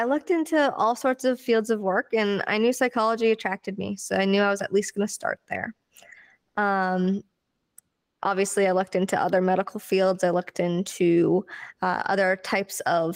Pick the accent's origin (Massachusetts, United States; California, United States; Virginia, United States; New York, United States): Massachusetts, United States; now in New Hampshire, United States; I'm from Massachusetts, but live in New Hampshire.